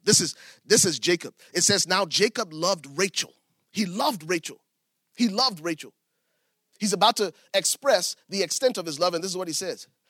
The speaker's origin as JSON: {"language": "English", "country": "Liberia", "said": "I'm from Liberia"}